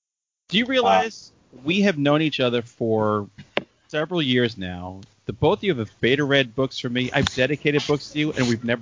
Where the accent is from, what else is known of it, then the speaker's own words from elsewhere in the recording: New York City, New York, United States; I was afraid growing up in the Bronx.